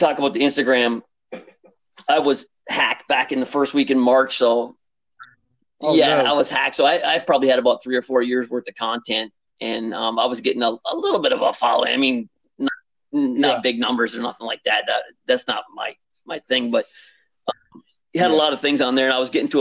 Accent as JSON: {"language": "English", "region": "Upper Peninsula of Michigan", "country": "United States", "tie": "born or raised there", "also_born_or_lived": "South Jersey", "moved": "as an adult", "said": "I grew up in the Upper Peninsula of Michigan"}